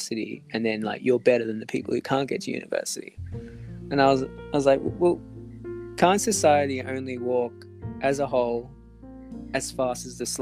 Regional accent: Australia; we're from Australia

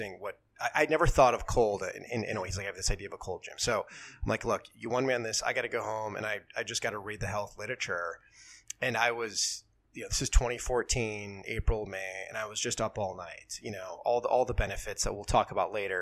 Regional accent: Wisconsin, United States; moved away as an adult; also born or lived in Italy; now in New York City, United States; I grew up in Wisconsin to an Italian mom

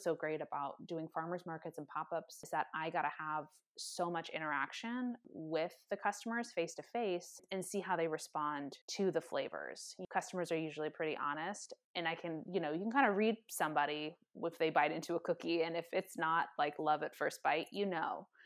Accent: California, United States; also born or lived in San Diego, California; now in Seattle, United States; I'm originally from California, and so it was kind of just moving back home

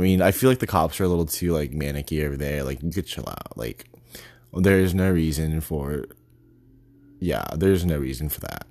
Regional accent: Texas, United States; moved away; also born or lived in New York / Boston; I'm from Texas

